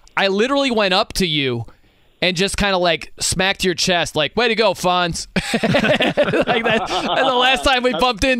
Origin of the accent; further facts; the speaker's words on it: South Bend, Indiana, United States; moved away; I'm from South Bend.